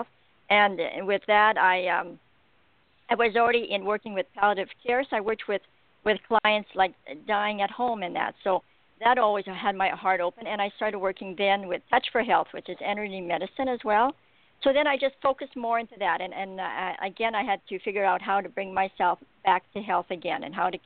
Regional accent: Alberta, Canada; I'm from Alberta, Canada

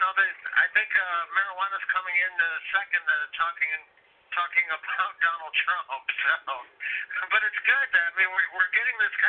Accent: Illinois, United States; I'm from Illinois

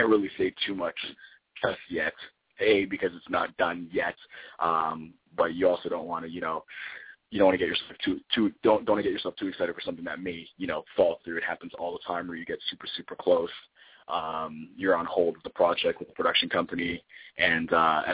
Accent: Toronto, Ontario, Canada; now in Vancouver, Canada; I grew up in Toronto

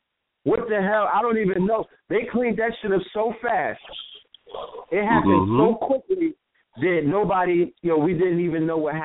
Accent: New York City, New York, United States; So I was born in the Bronx in 1975 in a dystopian environment

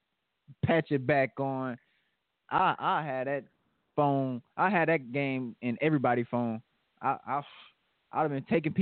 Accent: the South, United States; I was the first born in the South. First born in the South.

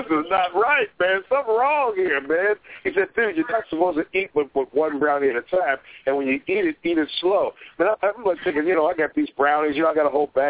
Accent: Chicago, Illinois, United States; now in Pacific Northwest, United States; my hometown of Chicago

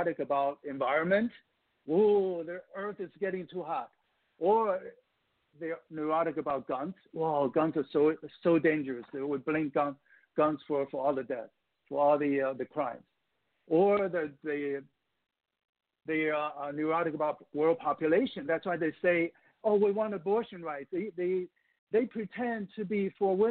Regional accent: Taiwan; moved away as an adult; now in United States; I'm an immigrant from Taiwan, which is part of China in my mind

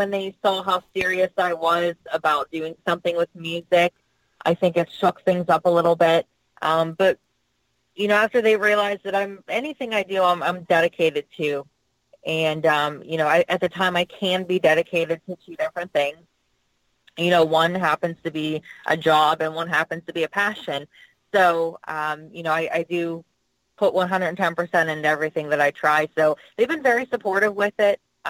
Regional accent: North Huntington, Pennsylvania, United States; my hometown in North Huntington

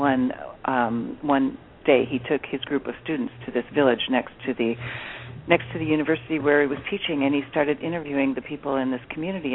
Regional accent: Midwest, United States; I grew up in the Midwest part of the U.S. in a small community

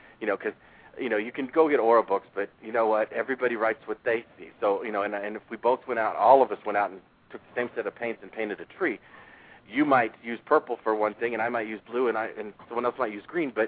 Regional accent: Kansas, United States; I grew up in Kansas, so, you know, me seeing all these colors at 14 in Kansas and in a small town in the middle of Kansas

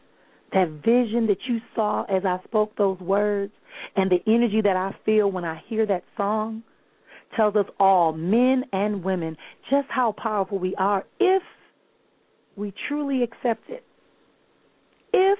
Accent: Milwaukee, Wisconsin, United States; moved away; Milwaukee, Wisconsin, my hometown

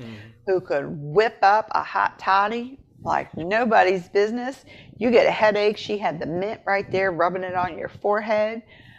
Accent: Appalachia, United States; I'm from Appalachia. They do so many things, and you just sit there and go, oh, my God, you guys are all witches.

